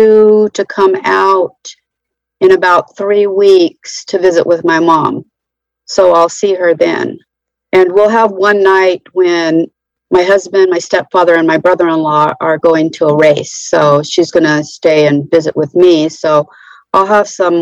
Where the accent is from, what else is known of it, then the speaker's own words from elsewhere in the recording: Central California, United States; now in North Carolina, United States; I grew up in Central California